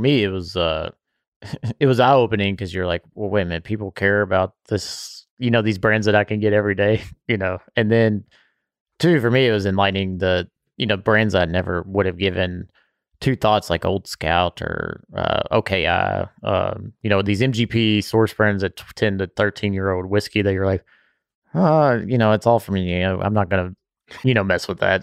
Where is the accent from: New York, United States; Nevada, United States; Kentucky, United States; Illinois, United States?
Kentucky, United States; Bardstown; I grew up around Willett and know the Colesveen family too